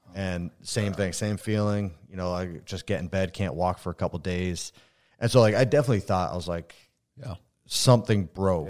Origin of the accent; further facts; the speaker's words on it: Vermont, United States; also born or lived in Ontario, Canada / Michigan; born in Ontario, uh, moved to Vermont super young. So like I was raised in Vermont